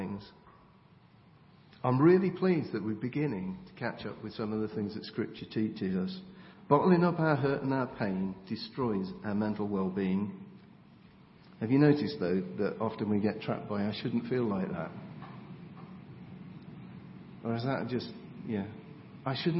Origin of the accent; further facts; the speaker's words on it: England, United Kingdom; we're English